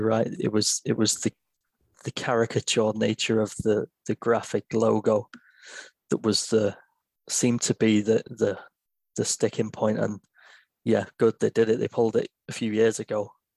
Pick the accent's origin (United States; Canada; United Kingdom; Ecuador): United Kingdom; England; I'm an English guy